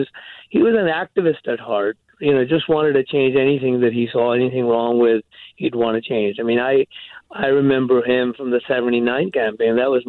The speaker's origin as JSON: {"language": "English", "country": "India", "also_born_or_lived": "England", "moved": "as an adult", "said": "He came from Scotland. I came from India via England around the same time."}